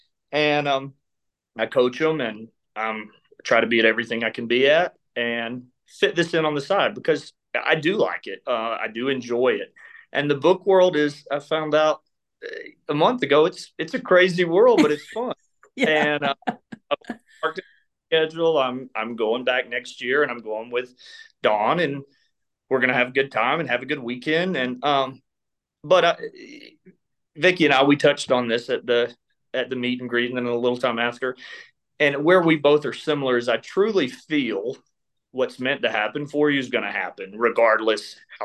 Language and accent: English; Georgia, United States; I was born and raised in Georgia.